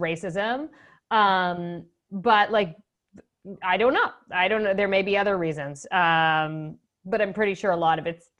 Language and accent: English; Canada; moved away as an adult; also born or lived in Ottawa; now in Chicago, United States; as a Canadian